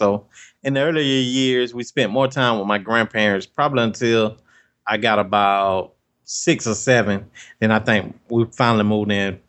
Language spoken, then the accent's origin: English; Albany, Georgia, United States; born or raised there